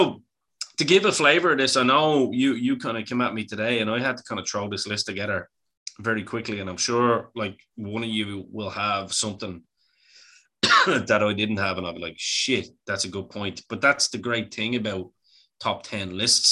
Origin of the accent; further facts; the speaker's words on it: Bray, County Wicklow, Ireland; I'm from Bray. I like the sea. I like the sand, even though it's not much sand in Bray anymore. It's all stones.